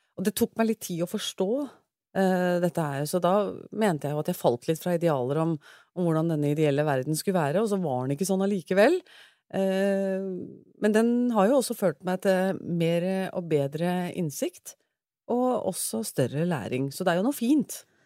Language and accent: Norwegian; Sandefjord, Vestfold, Norway; moved away as an adult; now in Oslo, Norway; jeg kommer fra Sandefjord, født og oppvokst